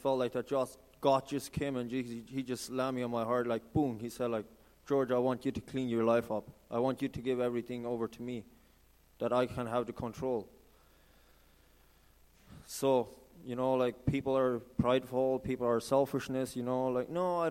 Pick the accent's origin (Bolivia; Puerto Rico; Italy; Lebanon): Bolivia; Santa Cruz de la Sierra, Santa Cruz; moved away as an adult; now in Canada; I've been growing up in South America, Santa Cruz, Bolivia. So I'm from Bolivia, actually